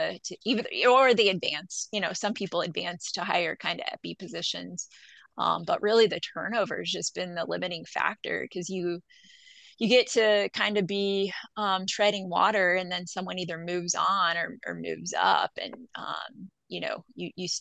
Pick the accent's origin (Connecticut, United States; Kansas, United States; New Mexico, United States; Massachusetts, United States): Kansas, United States; Colby; I'm from Western Kansas, Northwest Kansas, from Colby